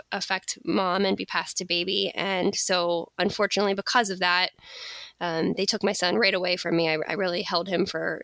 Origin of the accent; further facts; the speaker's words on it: Pittsburgh, Pennsylvania, United States; moved away as an adult; also born or lived in Florida / New York City; I live in Pittsburgh, Pennsylvania. This is actually my hometown where I grew up, although I spent some time living in Florida and New York City as well.